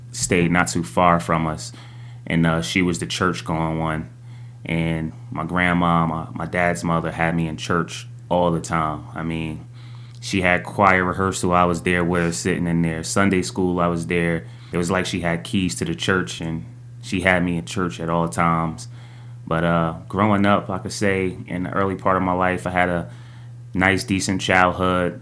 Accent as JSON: {"language": "English", "town": "East Orange", "region": "New Jersey", "country": "United States", "tie": "born or raised there", "said": "I'm from East Orange, New Jersey. I grew up in a single parent home"}